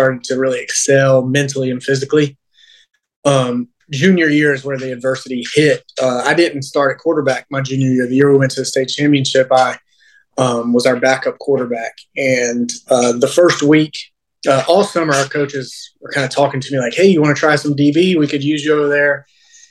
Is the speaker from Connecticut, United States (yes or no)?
no; Mocksville, North Carolina, United States; growing up in Mocksville